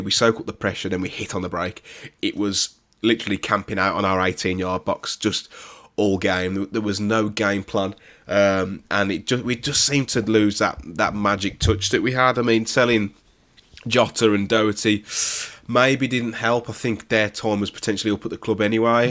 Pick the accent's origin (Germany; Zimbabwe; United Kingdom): United Kingdom; West Bromwich, West Midlands; I'm born and, born and raised in West Bromwich